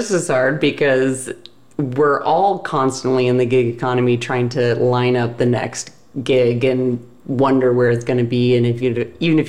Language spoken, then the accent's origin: English; Seattle, Washington, United States; moved away as an adult; also born or lived in Baltimore / New York / Los Angeles; I am from Seattle, and I went to school in Baltimore.